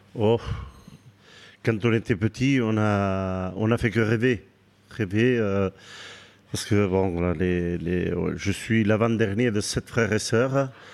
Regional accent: Méharin, Nouvelle-Aquitaine, France; also born or lived in Bayonne / Biarritz; je, suis né à Méharin, je suis très attaché à ce village et j'ai vécu jusqu'à l'âge de 19 ans là-bas

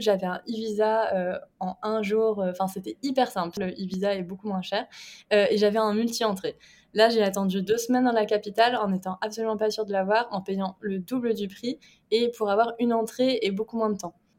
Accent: Brittany, France; je suis bretonne

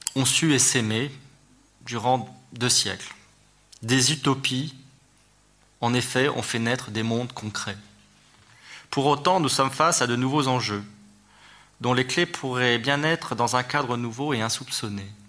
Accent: France

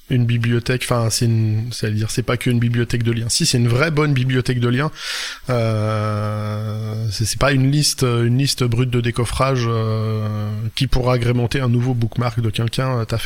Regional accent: Brittany, France; euh, je suis bretonne.

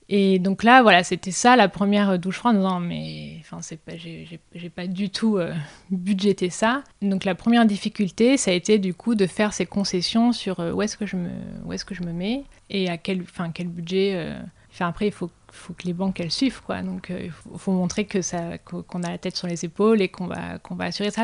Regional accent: Drôme, Auvergne-Rhône-Alpes, France; also born or lived in Paris; now in Aix-en-Provence, France; j'ai grandi dans la Drôme

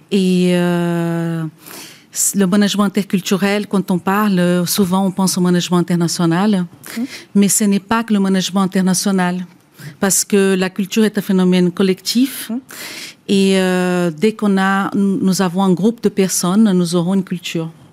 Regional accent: Brazil; French is a second language; moved away as an adult; now in France; je suis moi-même brésilienne d'origine. Je suis en France depuis 20 ans, donc je suis française à présent

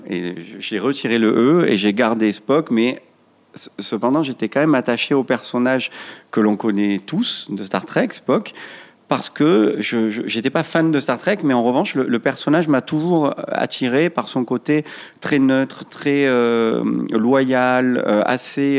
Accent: Marseille, Provence-Alpes-Côte d'Azur, France; also born or lived in Paris; je suis né à Marseille dans un quartier qu'on appelle Félix Piat. C'est un, c'est un quartier dit euh, quartier sensible, euh, quartier nord de Marseille. J'ai été, euh, j'ai été scolarisé jusqu'à l'âge de 15 ans

